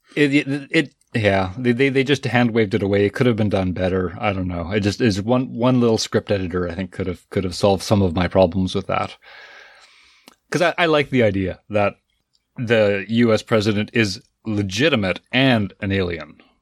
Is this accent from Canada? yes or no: yes; Canada; as a Canadian